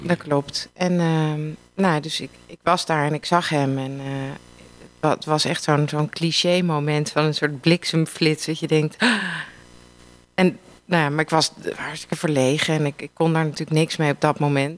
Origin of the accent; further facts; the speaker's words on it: Amsterdam, North Holland, Netherlands; Ik kom ook uit Amsterdam